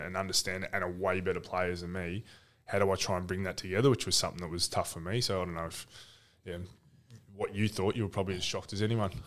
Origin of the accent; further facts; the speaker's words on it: Ocean Grove, Victoria, Australia; I grew up in Ocean Grove